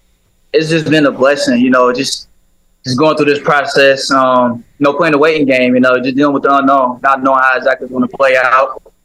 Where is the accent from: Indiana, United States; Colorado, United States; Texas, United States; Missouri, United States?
Indiana, United States; Indianapolis; back at home in my hometown where I grew up? Grew up being a Colts fan.